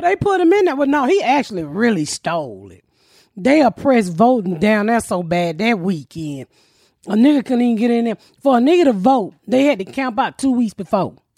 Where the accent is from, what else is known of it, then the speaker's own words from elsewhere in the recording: Georgia, United States; I'm from Georgia